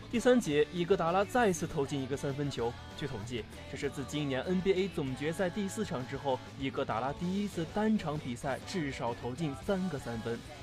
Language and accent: Chinese; Shanxi, China; moved away as an adult; now in southern China; 我是一个土生土长的北方娃